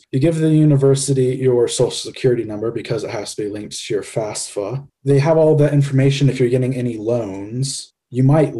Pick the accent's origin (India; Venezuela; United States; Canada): United States; Tennessee; We're all from Tennessee. Here's a great example about Tennessee.